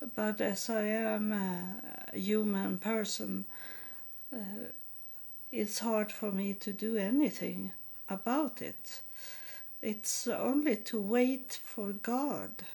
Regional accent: Sweden; first language Swedish; English is a second language; also born or lived in Texas, United States; as I grew up in Sweden

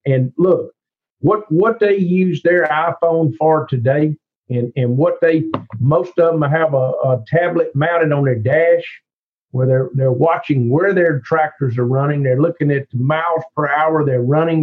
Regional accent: Cleveland, Mississippi, United States; accent: thick Southern; I grew up in Cleveland, Mississippi

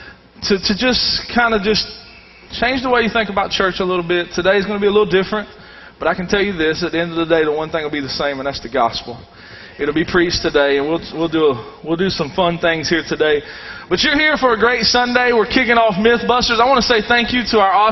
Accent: the South, United States; I've been raised in the South all my life. If you can't tell from my northern accent

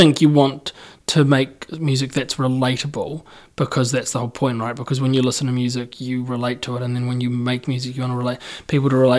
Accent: Christchurch, Canterbury, New Zealand; I'm from Christchurch.

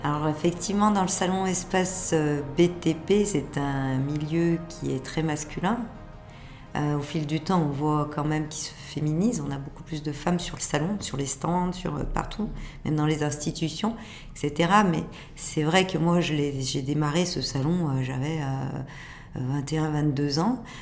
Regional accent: Lyon, Auvergne-Rhône-Alpes, France; je suis lyonnaise, je suis née à Lyon d'une famille lyonnaise

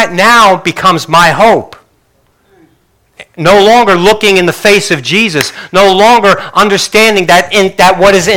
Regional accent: Northeast, United States; growing up in the Northeast

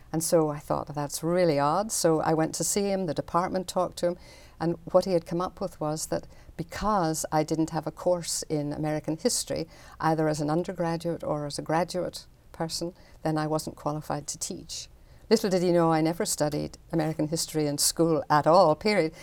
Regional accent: Belfast, Northern Ireland, United Kingdom; moved away; I grew up in Belfast

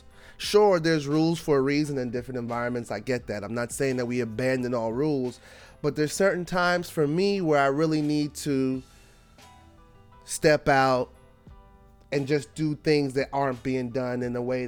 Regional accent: New York City, New York, United States; I was born in Brooklyn in hip hop, and I was born to Trini and Cuban parents. I grew up poor

